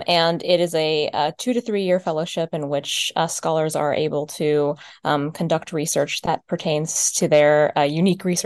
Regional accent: Florida, United States; I'm from Florida.

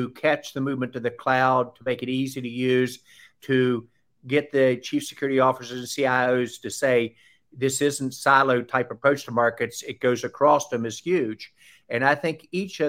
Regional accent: Southern, United States; accent: Southern; my Southern accent

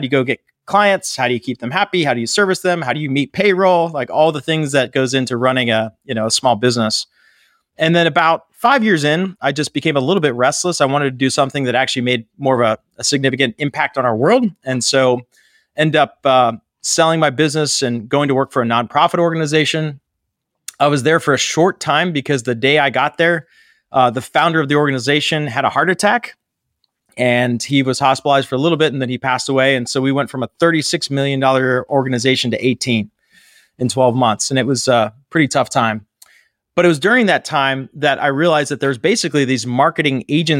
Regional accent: Pittsburgh, Pennsylvania, United States; So I grew up in Pittsburgh, Pennsylvania, graduated from college right after 9/11

